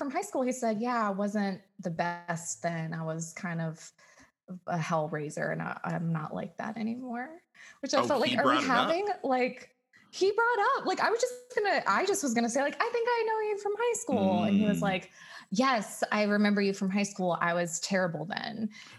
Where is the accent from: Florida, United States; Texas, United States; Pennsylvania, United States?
Texas, United States; I grew up in the South.